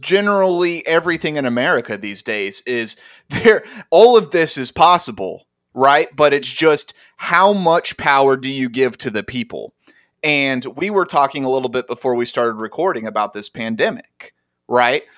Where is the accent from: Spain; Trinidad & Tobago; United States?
United States; Arkansas; all three of us grew up together in arkansas